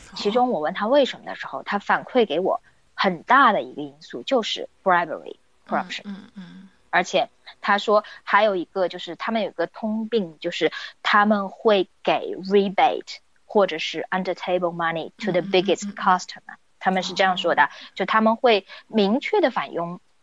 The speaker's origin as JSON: {"language": "Chinese", "country": "China", "said": "很多时候我们中国人，但不仅仅是中国人啊"}